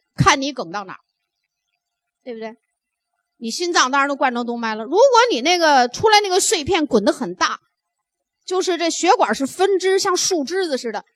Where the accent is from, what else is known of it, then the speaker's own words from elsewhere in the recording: Northeast China, China; 我们北方人，特别我们东北人 都很聪明，也挺爱美，性格也很豪爽